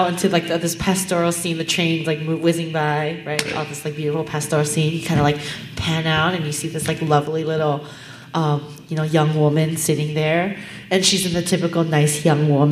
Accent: Los Angeles, California, United States; I'm from Los Angeles.

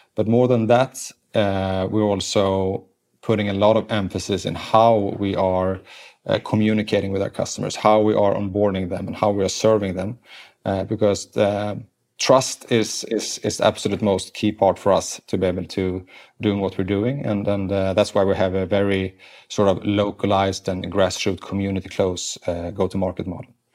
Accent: Sweden; English is a second language; moved away as an adult; now in United States; I was grown up in Sweden

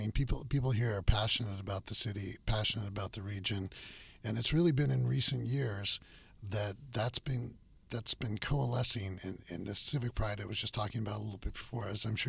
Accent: Sacramento, California, United States; moved away as an adult; also born or lived in New York; moving back to my hometown and starting a city magazine.

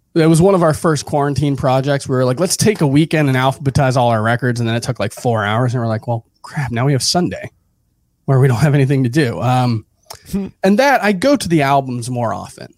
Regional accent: Hialeah, Florida, United States; moved away as an adult; also born or lived in Miami / Broward; now in New York, United States; grew up in South Florida. I was born in Hialeah, Uh, lived in South Florida actually for the first thirty, thirty-one years of my life. Uh, just moved to New York a year and a half ago

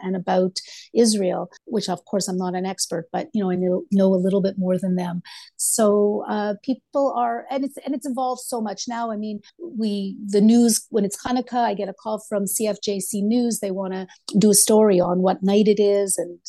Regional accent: Montreal, Quebec, Canada; now in Kamloops, Canada; I went to private Jewish school growing up in Dollard and felt very Jewish living in Montreal and being very involved in my community.

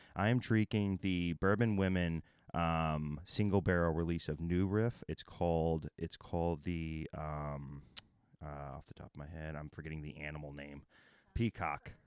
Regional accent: Texas, United States; also born or lived in Oklahoma; I'm from Texas and Oklahoma

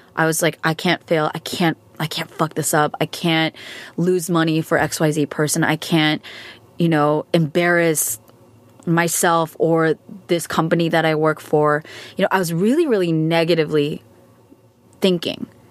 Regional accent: United States; American, I'm Asian American, I'm Korean American

